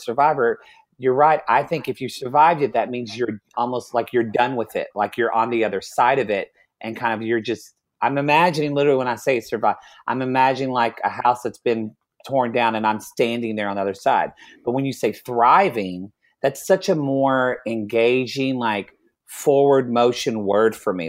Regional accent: Oklahoma, United States; I'm from Oklahoma

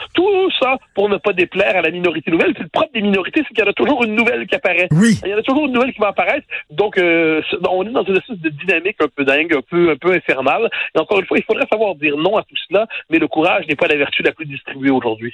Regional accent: Quebec, Canada; Quand on est québécois

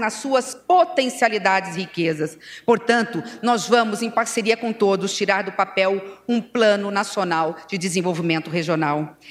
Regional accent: Centre-West, Brazil; eu venho do interior do interior do Brasil

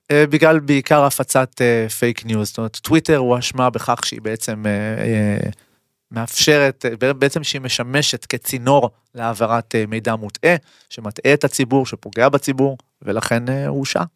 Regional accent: Israel; אנחנו כישראלים

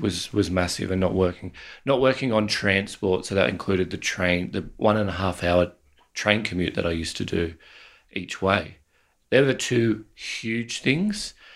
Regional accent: Australia

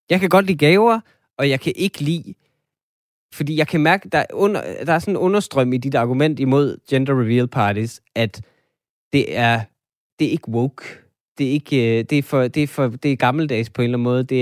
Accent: Denmark; vi er jo måske alle sammen som danskere øh, lidt feminister

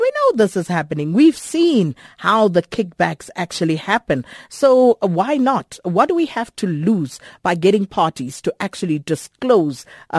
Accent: South Africa; But let's also try to reimagine how we as a South African public would like to see this particular process unfold.

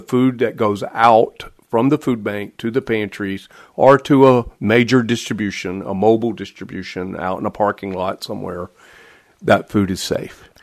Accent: the South, United States; now in Michigan, United States; I'm from the South, so I, I think I make pretty good barbecue

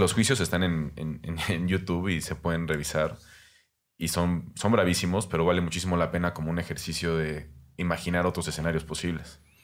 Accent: Mexico; nuestra inteligencia como mexicanos

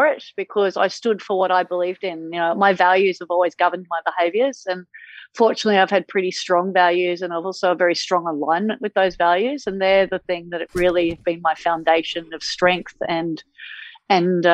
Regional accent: Sydney, New South Wales, Australia; I grew up at Manly Beach on Sydney's Northern Beaches.

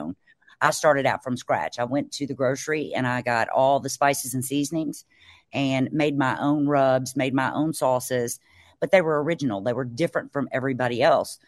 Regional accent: Mississippi Delta, United States; I'm from the Mississippi Delta, which is along the Mississippi River down in Mississippi.

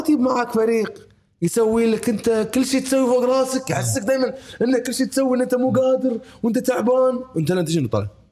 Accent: Kuwait; بلدي انا الكويت

